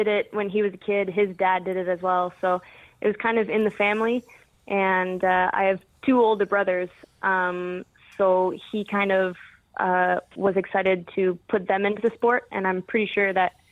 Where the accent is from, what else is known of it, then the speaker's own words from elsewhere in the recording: Canada; I grew up playing competitively in Canada